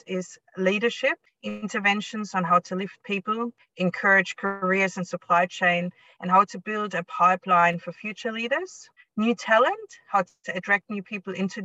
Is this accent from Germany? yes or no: yes; East Germany, Germany; moved away as an adult; also born or lived in United States / Cuba / Spain / Hong Kong; now in Australia; I was born and raised in East Germany